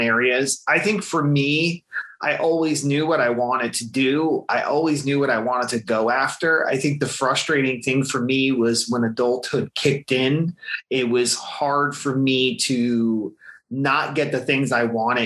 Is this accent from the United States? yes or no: yes; central New Jersey, United States; I grew up in central New Jersey